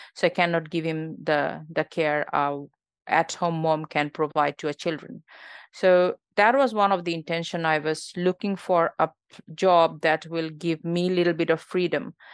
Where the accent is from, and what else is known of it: Bangladesh; born or raised there; moved away as an adult; now in Australia